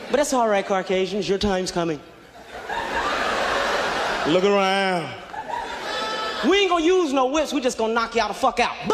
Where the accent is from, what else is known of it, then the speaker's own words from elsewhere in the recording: Kansas City, Missouri, United States; now in Los Angeles, United States; moved out to Los Angeles about a year ago, and I'm coming from the Midwest, right? Kansas City, Missouri.